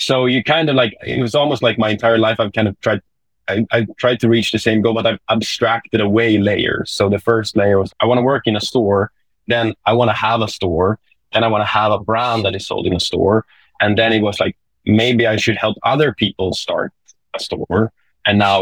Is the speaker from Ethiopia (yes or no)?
no; Sweden; accent: Swedish English; English is a second language; my Swedish English accent